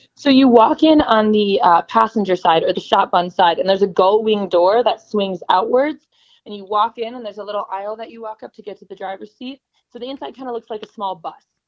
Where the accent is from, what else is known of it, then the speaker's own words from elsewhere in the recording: Chicago, Illinois, United States; moved away as an adult; also born or lived in Missouri; I'm initially from Chicago